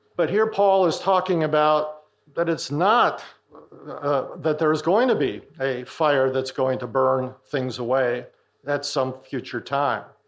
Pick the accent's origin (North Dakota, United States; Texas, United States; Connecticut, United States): North Dakota, United States; I'm from North Dakota, so I've seen a lot of this happening growing up in farming communities